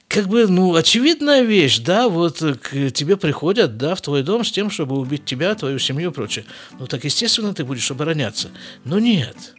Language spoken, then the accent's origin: Russian; Siberia, Russia; moved away as an adult; now in Israel; я все рвался из Сибири куда-нибудь выскочить